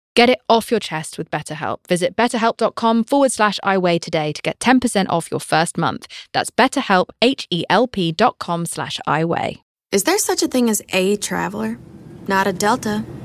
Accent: United Kingdom; I'm British

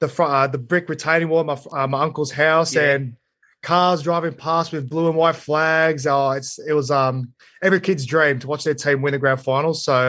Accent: Sydney, New South Wales, Australia; I'm a Belmore boy. I grew up in Belmore with the rest of my family, uncles and aunties. And we actually lived up the road from Belmore Sports Ground.

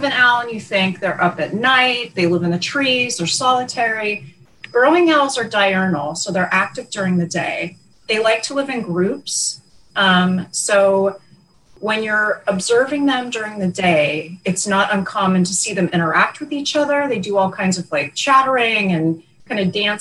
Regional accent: California, United States; now in Arizona, United States; I'm from California

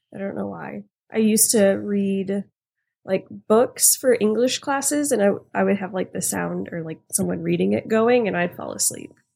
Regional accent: Houston, Texas, United States; also born or lived in Louisiana; I grew up in Houston, and I lived in Louisiana for a little bit

